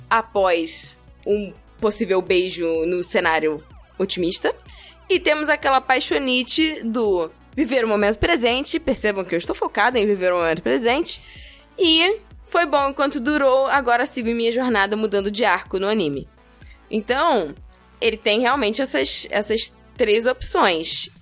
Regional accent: Brazil; A gente, como brasileiro

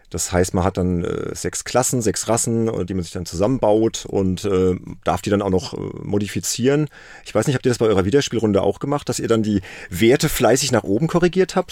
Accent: Worms, Rhineland-Palatinate, Germany; aus Worms, das ist meine Heimatstadt

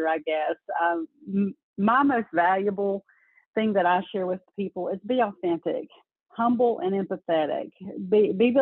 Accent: North Carolina, United States; I grew up in North Carolina

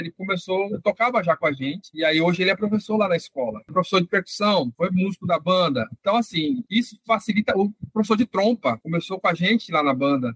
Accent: São Paulo, Brazil; moved away as an adult; now in Recife, Brazil; a gente que é de São Paulo

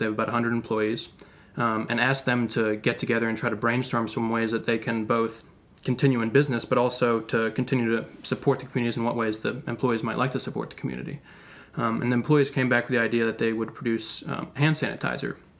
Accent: Athens, Georgia, United States; Athens, Georgia, actually my hometown

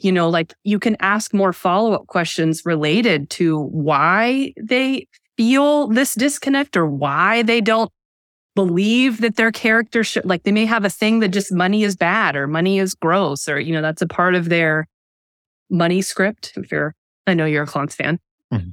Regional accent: United States; I'm an American.

